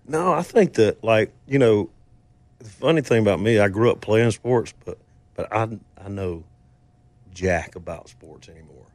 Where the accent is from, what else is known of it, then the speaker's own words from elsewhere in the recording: Mississippi, United States; I grew up in Mississippi